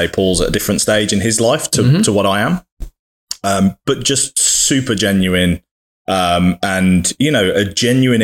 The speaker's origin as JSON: {"language": "English", "country": "United Kingdom", "said": "as a Brit in America"}